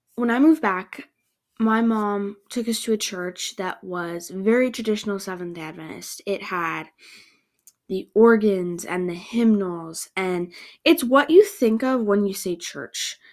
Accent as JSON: {"language": "English", "country": "Canada", "tie": "born or raised there", "said": "I grew up in Canada going to a non-denominational church."}